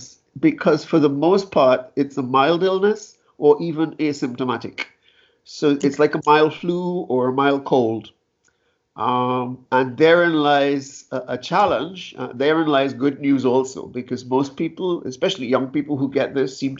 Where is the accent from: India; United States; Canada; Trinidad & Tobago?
Trinidad & Tobago; moved away; I'm from Trinidad and Tobago originally